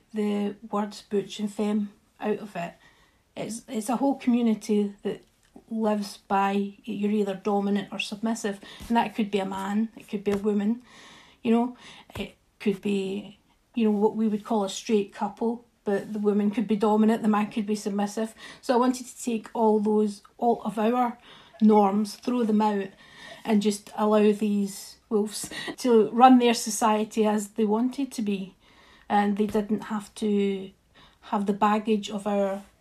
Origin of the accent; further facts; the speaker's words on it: Scotland, United Kingdom; I love even being Scottish